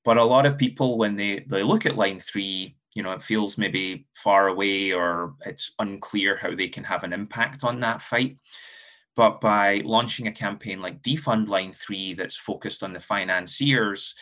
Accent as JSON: {"language": "English", "region": "Scotland", "country": "United Kingdom", "tie": "born or raised there", "moved": "as an adult", "lives_now": "United States", "said": "I'm from Scotland, was born and raised in Scotland before moving to the US about a decade ago"}